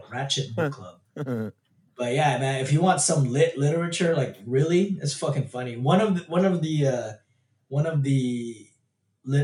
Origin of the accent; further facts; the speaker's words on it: California, United States; We're super Californian